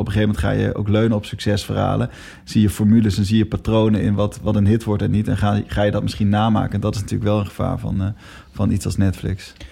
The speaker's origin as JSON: {"language": "Dutch", "country": "Netherlands", "said": "we als Nederlanders"}